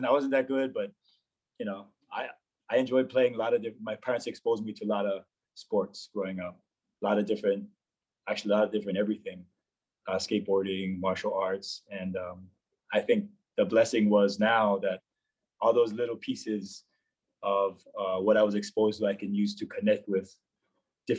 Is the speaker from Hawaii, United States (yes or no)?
yes; Aiea, Hawaii, United States; moved away as an adult; I was born and raised on Oahu. Grew up in a city named Aiea, which is fairly close to Pearl Harbor